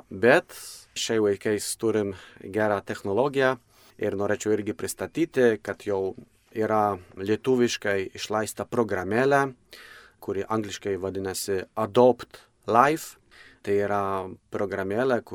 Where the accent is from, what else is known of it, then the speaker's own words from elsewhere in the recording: Poland; now in Lithuania; aš pats esu kilęs iš, iš Lenkijos